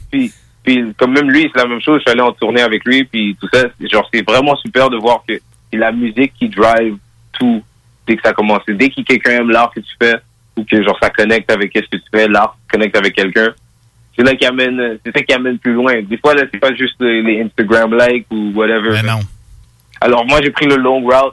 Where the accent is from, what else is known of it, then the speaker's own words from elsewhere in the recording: Montreal, Quebec, Canada; born and raised, Montréal. Euh, je suis né à l'hôpital Rosemont